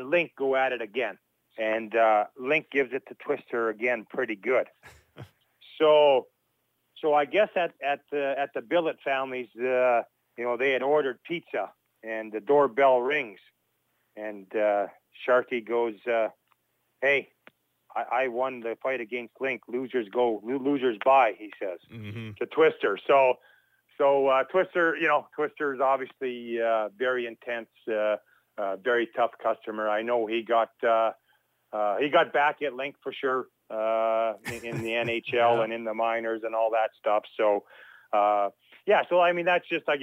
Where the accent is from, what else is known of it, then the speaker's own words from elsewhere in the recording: Churchbridge, Saskatchewan, Canada; my hometown of Churchbridge